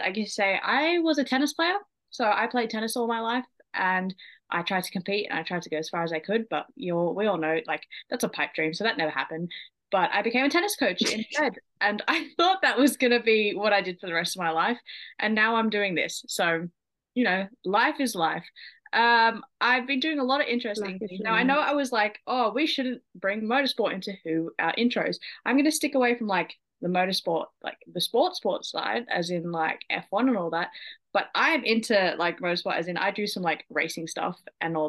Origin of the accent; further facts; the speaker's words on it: Sydney, New South Wales, Australia; I am an Australian residing in Sydney.